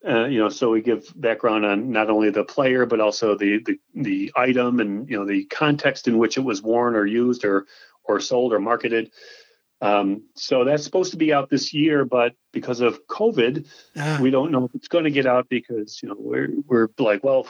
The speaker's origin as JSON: {"language": "English", "town": "Springville", "region": "New York", "country": "United States", "tie": "born or raised there", "said": "Pop Warner's from my hometown"}